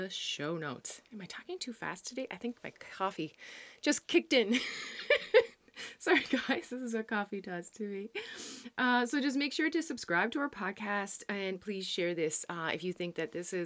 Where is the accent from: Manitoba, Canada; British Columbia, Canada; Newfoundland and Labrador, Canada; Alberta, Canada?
Newfoundland and Labrador, Canada; also born or lived in Netherlands; now in New Brunswick, Canada; I used to say I'm a Newfoundlander and Canadian coming to you from the Netherlands, but not anymore because we moved back to Canada. And of course, we are now in New Brunswick.